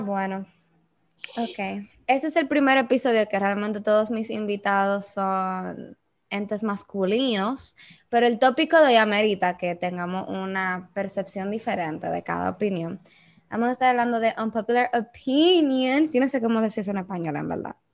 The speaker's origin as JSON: {"language": "Spanish", "country": "Dominican Republic"}